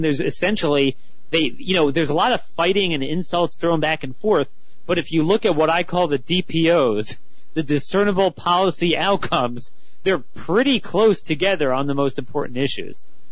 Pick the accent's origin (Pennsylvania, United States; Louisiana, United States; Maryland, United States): Maryland, United States; Baltimore; my hometown, Baltimore